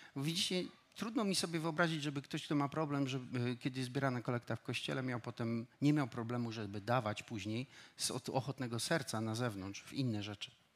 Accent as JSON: {"language": "Polish", "region": "Silesian Voivodeship", "country": "Poland", "tie": "born or raised there", "said": "Wychowywałem się e, u mojego wujka i cioci, którzy mnie zabrali gór, na Górny Śląsk, wychowywali mnie tam"}